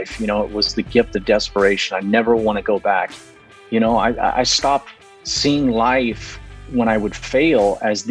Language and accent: English; Fresno, California, United States; I grew up in California, Central Valley, California, Fresno